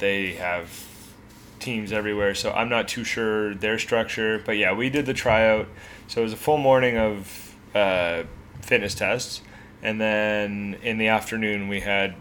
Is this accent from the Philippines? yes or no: no; Hamilton, Ontario, Canada; I'm from Hamilton, Ontario